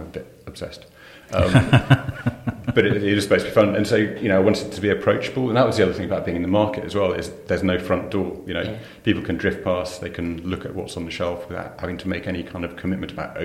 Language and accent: English; Shrewsbury, West Midlands, United Kingdom; moved away; also born or lived in South East England / France / Colchester; I was born and brought up in Shrewsbury